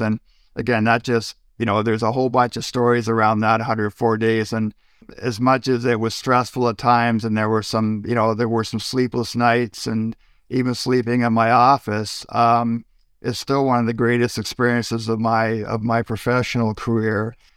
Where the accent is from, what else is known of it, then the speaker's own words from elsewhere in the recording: Prescott, Ontario, Canada; also born or lived in Brockville, Ontario / Toronto / Kincardine; Moved to Prescott, twelve miles down the road, or, or what is it, kilometers, twenty kilometers down the road, I guess, when I was five years old. Uh, so grew up in a town of five thousand people.